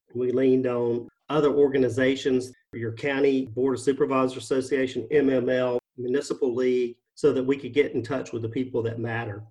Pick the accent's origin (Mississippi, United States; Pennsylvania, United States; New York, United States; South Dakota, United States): Mississippi, United States; moved away as an adult; now in Florida, United States; our state of Mississippi my home state, I should say, and now my, Florida, my home state